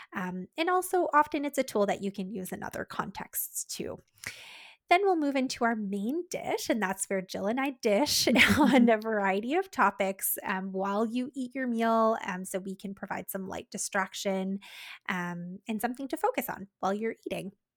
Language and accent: English; Canada; We're Canadian dietitians